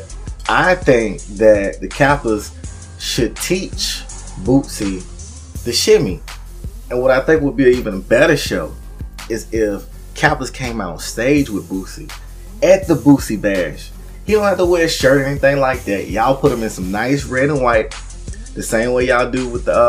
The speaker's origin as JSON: {"language": "English", "town": "Atlanta", "region": "Georgia", "country": "United States", "said": "I'm from Atlanta"}